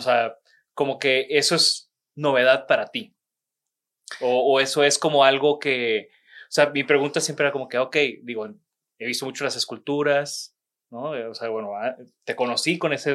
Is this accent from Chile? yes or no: no; Mexico; moved away as an adult; now in Monterrey, Mexico